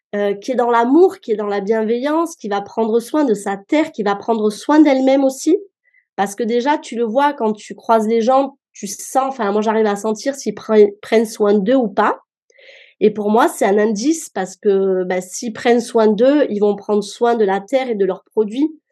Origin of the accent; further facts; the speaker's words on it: Marseille, Provence-Alpes-Côte d'Azur, France; moved away as an adult; now in Mons, France; Je suis d'origine marseillaise